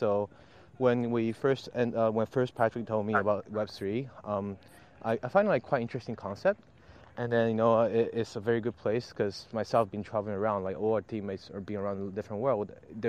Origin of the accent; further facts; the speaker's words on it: Japan; I was born in Japan and I really have a huge tie with Japan.